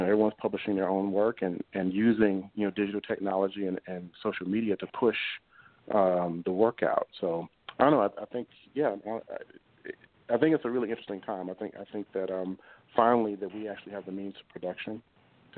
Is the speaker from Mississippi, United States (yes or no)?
yes; Mississippi, United States; my home state of Mississippi